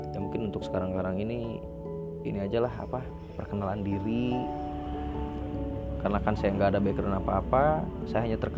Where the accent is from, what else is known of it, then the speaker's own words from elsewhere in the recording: Lampung, Indonesia; walaupun saat itu di daerah saya ini di Lampung ini belum belum begitu heboh gitu